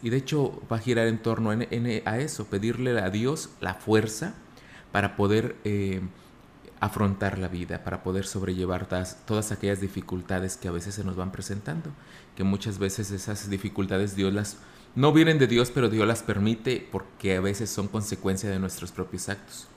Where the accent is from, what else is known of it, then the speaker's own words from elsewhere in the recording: Laguna del Mante, San Luis Potosí, Mexico; now in Ciudad Valles, Mexico; Yo soy de Laguna del Mante, aquí cerquita del municipio de Ciudad Valles